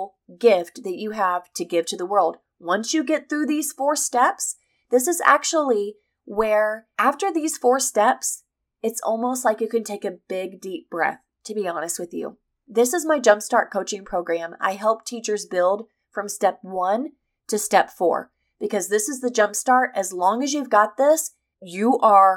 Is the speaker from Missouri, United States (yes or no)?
yes; Missouri, United States; I'm from the Midwest. I'm from Missouri, which is the heartland